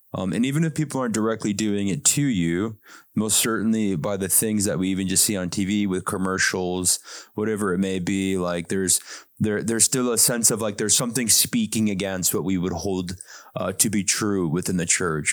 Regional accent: South Dakota, United States; growing up in South Dakota

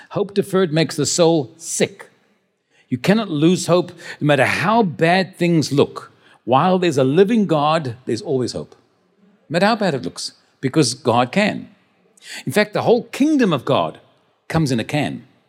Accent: Cape Town, Western Cape, South Africa; also born or lived in Stellenbosch; I was born in Stellenbosch, but I grew up in the, in the Cape Town.

